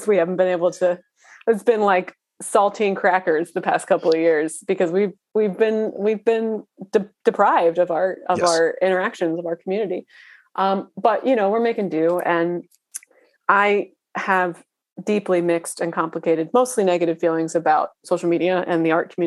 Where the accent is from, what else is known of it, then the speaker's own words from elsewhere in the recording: Philadelphia, Pennsylvania, United States; I grew up in Pennsylvania